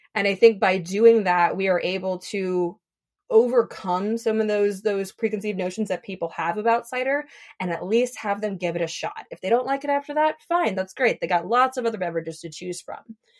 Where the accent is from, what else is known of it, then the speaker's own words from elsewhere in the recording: Minnesota, United States; moved away as an adult; now in Seattle, United States; I'm from Minnesota, and so when I moved to Seattle